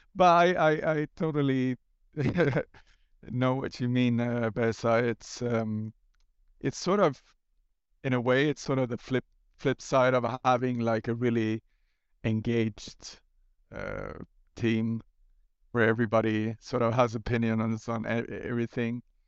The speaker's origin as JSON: {"language": "English", "town": "Gothenburg", "region": "Västra Götaland", "country": "Sweden", "tie": "born or raised there", "said": "start a, uh, new coffee stain studio in Gothenburg, my hometown"}